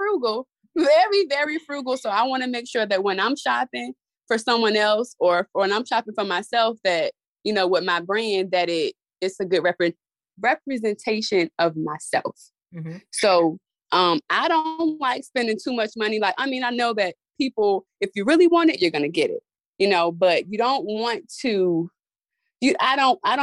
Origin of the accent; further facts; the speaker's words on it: Suffolk, Virginia, United States; I am from Suffolk, all the way in Suffolk. That's a small, well, I say it's a small town because I've been here so long